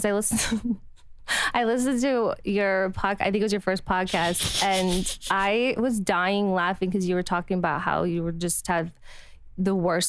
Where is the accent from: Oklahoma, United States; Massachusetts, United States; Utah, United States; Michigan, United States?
Utah, United States; I'm from Utah.